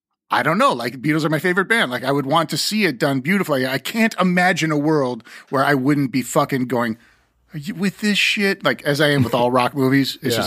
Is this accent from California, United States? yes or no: yes; South Pasadena, California, United States; we grew up in South Pasadena